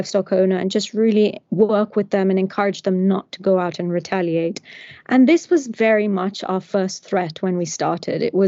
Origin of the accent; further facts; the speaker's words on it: Nairobi, Kenya; when I was a child growing up in Kenya. I was born in Nairobi